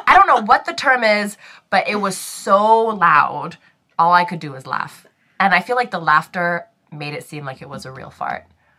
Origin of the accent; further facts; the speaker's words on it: Singapore; So, growing up in Singapore